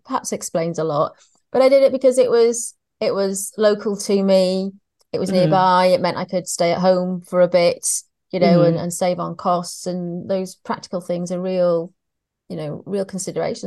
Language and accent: English; North Wales, United Kingdom; accent: Welsh; moved away; So I'm from North Wales, which has its own unique accent